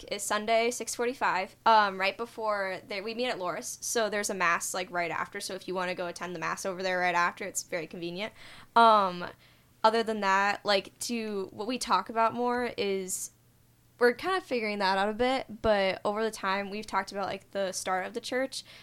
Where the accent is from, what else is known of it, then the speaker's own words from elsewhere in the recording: Rockford, Illinois, United States; I'm from Rockford, Illinois.